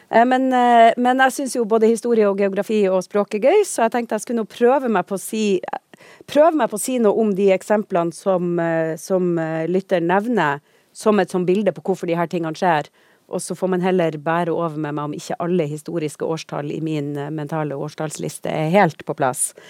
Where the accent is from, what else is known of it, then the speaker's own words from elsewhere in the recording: Tromsø, Troms, Norway; jeg er fra Tromsø.